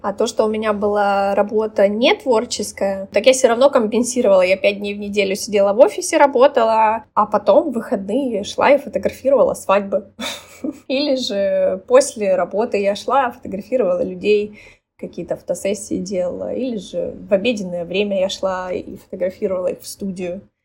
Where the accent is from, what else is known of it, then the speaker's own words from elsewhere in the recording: Russia; moved away as an adult; also born or lived in Istanbul, Turkey; now in Batumi, Georgia; мы э, уезжаем из Батуми, да, возвращаемся в Россию